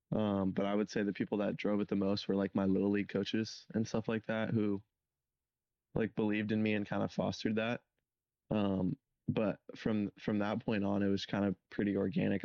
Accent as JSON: {"language": "English", "area": "Santa Cruz County", "region": "California", "country": "United States", "said": "I'm from Santa Cruz County, California"}